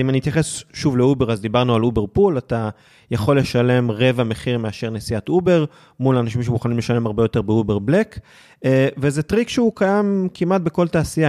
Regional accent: Israel; הצלחנו בתור ישראלים במדינה שהיא לא מדינת האם שלנו

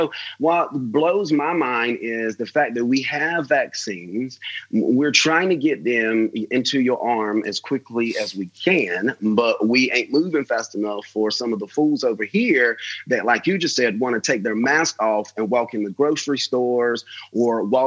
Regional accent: United States; as an American

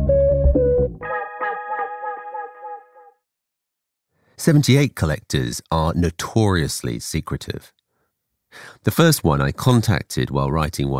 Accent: England, United Kingdom; I grew up in England

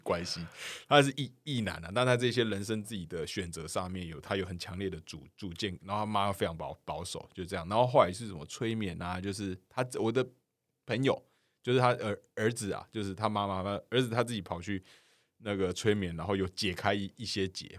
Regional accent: Kaohsiung, Taiwan; now in Taipei, Taiwan; 我现在人都在台，台北，我是高雄人

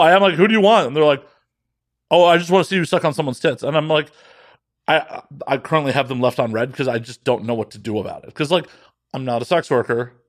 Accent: Midwest, United States; also born or lived in Las Vegas; now in Los Angeles, United States; growing up in the Midwest

